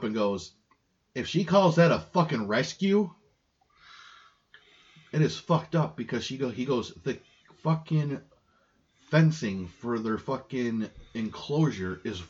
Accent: New York, United States; we're from New York. Always lived here. Both were actually born and raised in New York State.

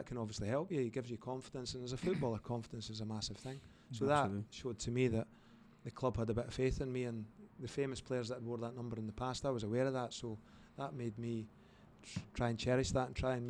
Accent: Scotland, United Kingdom; moved away as an adult; also born or lived in Indiana, United States; I'm from Scotland

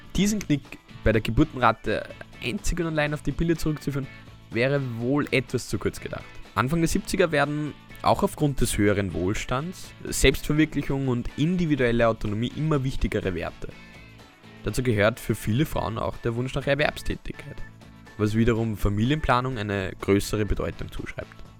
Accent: Austria; unsere Heimat

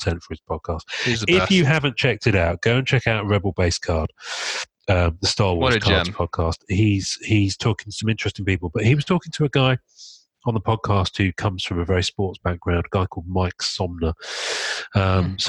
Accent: United Kingdom; I'm British

